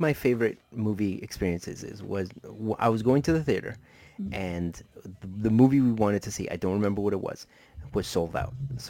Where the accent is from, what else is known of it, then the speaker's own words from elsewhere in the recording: Colombia; moved away; since I was born in a Hispanic country, I was born in Colombia, uh-huh. that means that I'm a deeply devout Catholic.